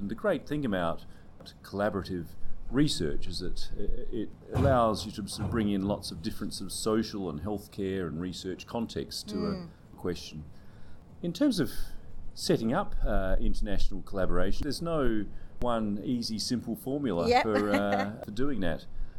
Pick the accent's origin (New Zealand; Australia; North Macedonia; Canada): Australia; moved away as an adult; now in Edinburgh, United Kingdom; as an Australian, I moved to the UK